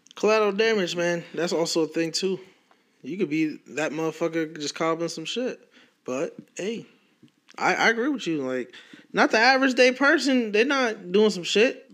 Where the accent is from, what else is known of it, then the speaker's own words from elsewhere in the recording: United States; me being American